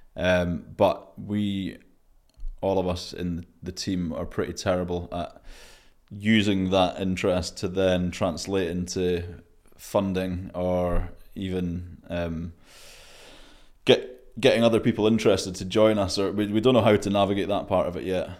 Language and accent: English; Scotland, United Kingdom; I'm Scottish, but not that Scottish.